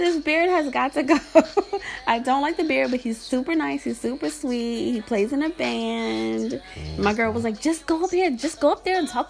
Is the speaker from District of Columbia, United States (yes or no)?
no; Maryland, United States; now I'm from Maryland